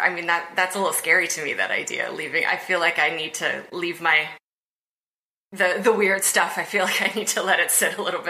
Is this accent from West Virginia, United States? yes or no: yes; West Virginia, United States; now in New York, United States; I moved to New York and made friends not from West Virginia